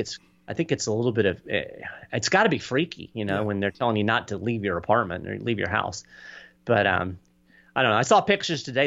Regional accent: Lexington, Kentucky, United States; moved away as an adult; also born or lived in Florida; now in Nassau County, Florida, United States; I grew up in Lexington, Kentucky

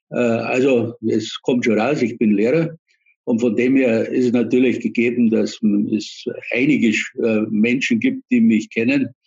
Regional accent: Munich, Bavaria, Germany; now in Ingolstadt, Germany; ich komme nicht aus Ingolstadt sondern ich bin Münchner, lebe allerdings schon seit ja, 1969 kam ich nach Ingolstadt.

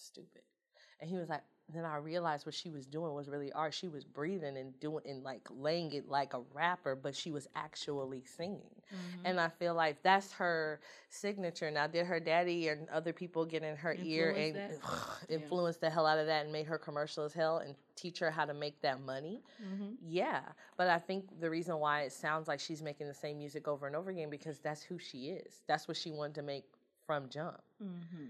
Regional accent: Houston, Texas, United States; I grew up in Houston. Of course I like hip-hop.

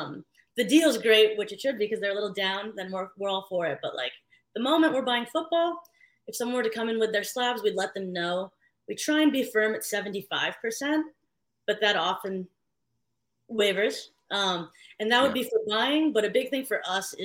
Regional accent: San Francisco, California, United States; moved away as an adult; also born or lived in Philippines; now in New York City, United States; I grew up in San Francisco.

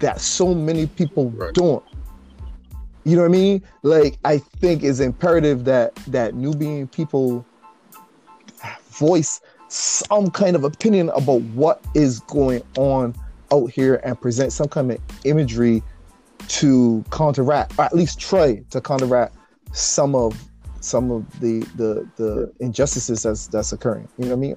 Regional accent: Barbados; growing up in Barbados

